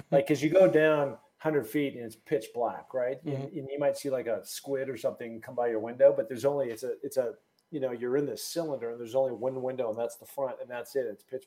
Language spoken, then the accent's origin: English; Seattle, Washington, United States; I'm originally from Seattle